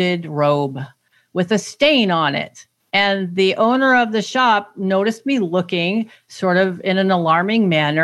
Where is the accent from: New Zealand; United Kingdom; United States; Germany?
Germany; moved away; growing up in Germany in this, like, denazification, like, re-education process